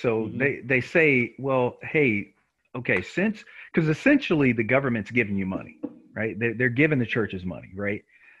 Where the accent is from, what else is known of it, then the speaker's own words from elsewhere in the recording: Nacogdoches, Texas, United States; also born or lived in Dallas, Texas; I'm from Nacogdoches, Texas, right?